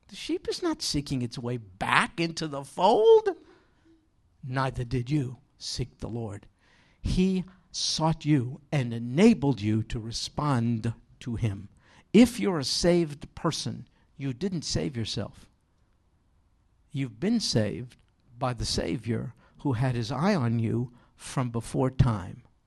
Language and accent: English; New York, United States; moved away; we don't have too many sheep in where I grew up in New York.